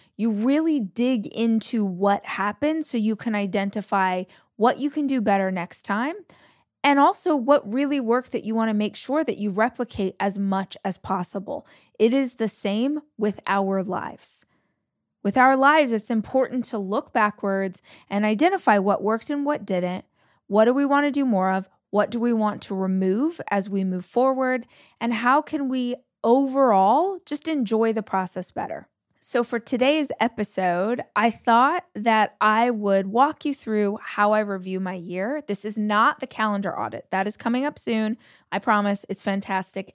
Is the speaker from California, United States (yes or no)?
yes; Southern California, United States; also born or lived in Austin, Texas / Los Angeles, California; I am born and raised in Southern California, about two hours from where I live now.